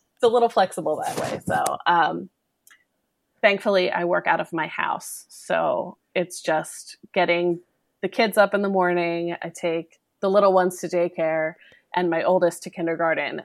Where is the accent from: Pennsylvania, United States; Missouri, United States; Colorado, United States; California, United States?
Pennsylvania, United States; Philadelphia; accent: Philadelphia; now in Northern Virginia, United States; you can probably tell from my accent that I come from the Philadelphia area